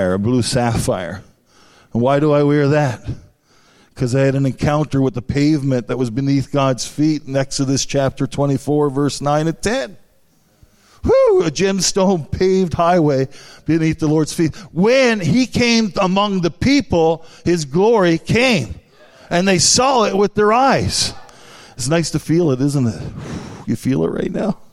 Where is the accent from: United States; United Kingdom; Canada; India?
Canada; St. Anthony, Newfoundland and Labrador; I'm from Newfoundland, the northern part, amen. Was born in St. Anthony.